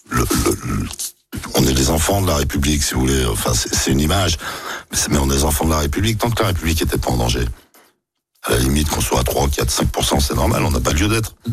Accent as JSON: {"language": "French", "region": "Nouvelle-Aquitaine", "country": "France", "said": "c'est un engagement, on vient du Lot-et-Garonne. Le Parti radical, euh, la figure de proue, la loi de 1905, dans le Lot-et-Garonne, comme disait …, on bouffait du curé"}